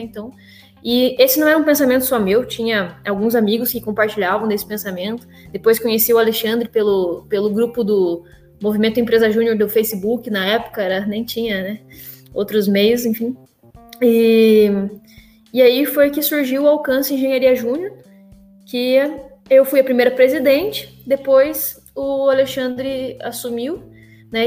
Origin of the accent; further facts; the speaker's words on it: Mangueirinha, Paraná, Brazil; moved away as an adult; now in Curitiba, Brazil; nasci numa cidade do interior do Paraná, que se chama Mangueirinha